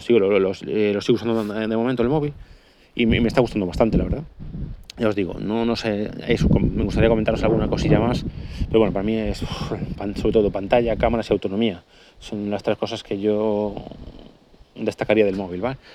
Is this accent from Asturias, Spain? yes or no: no; Galicia, Spain; soy gallego